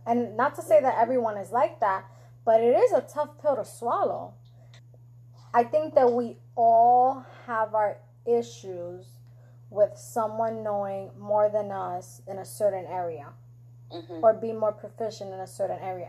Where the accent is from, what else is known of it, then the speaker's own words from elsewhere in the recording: New York, United States; now in Florida, United States; I'm from New York